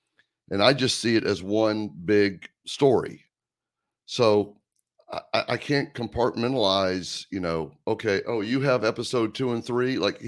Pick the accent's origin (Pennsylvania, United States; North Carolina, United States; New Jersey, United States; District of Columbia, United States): North Carolina, United States; Greensboro; I grew up in Greensboro, North Carolina.